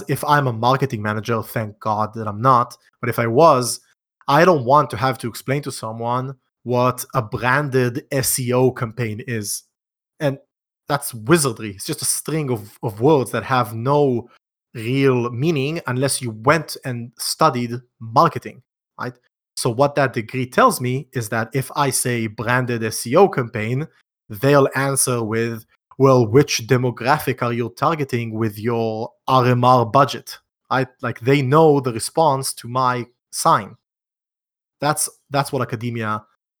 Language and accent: English; Israel; I'm from Israel